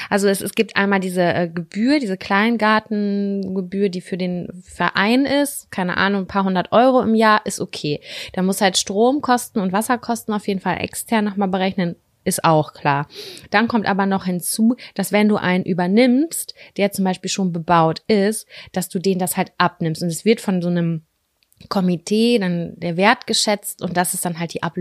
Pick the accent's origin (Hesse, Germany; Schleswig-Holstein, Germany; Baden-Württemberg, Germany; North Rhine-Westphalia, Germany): North Rhine-Westphalia, Germany; Lübbecke; wir sind in Lübbecke groß geworden. Ich bin Großteil auch in Nettelstedt groß geworden.